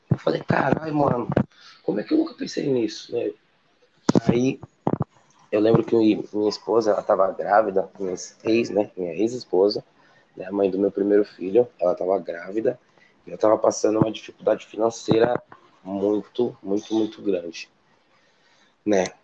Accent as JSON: {"language": "Portuguese", "region": "São Paulo", "country": "Brazil", "said": "Eu sou original da Zona Sul de São Paulo, aqui da periferia da Zona Sul, um lugarzinho chamado ali Jardim Beatriz, Jordanópolis"}